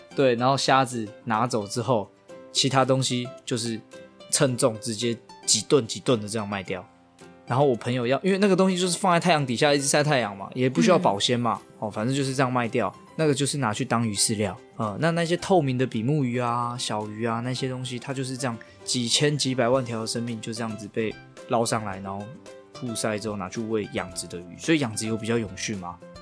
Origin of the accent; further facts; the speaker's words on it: Hualien, Hualien County, Taiwan; 我们花莲人对这个东西有一个想象，有一个记忆